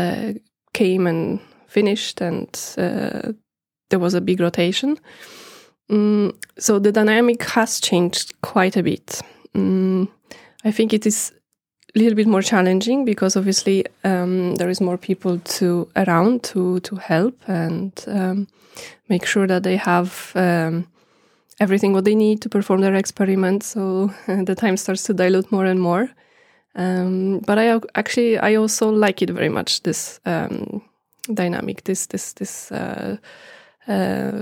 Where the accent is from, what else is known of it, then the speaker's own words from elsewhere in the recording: Poland; moved away as an adult; now in Norway; I come from Poland. I am here in Norway since 2011.